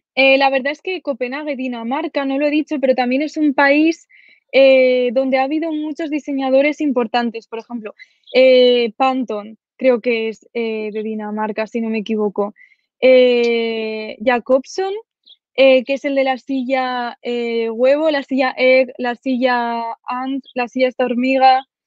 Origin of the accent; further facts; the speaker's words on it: a village in Zaragoza province, Aragon, Spain; also born or lived in Sweden; Ahora estoy en mi pueblo, este que os comento de 2.000 habitantes de, Zaragoza.